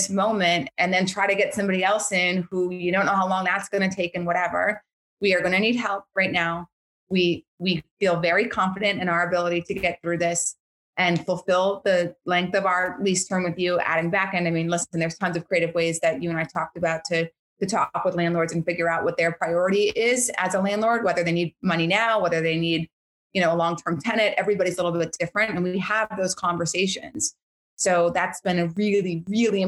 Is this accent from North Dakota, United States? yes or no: yes; Bismarck, North Dakota, United States; moved away; Bismarck, which is my hometown.